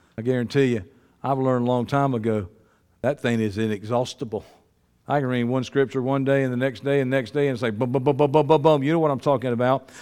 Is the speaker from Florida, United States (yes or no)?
no; Georgia, United States; I'm from Georgia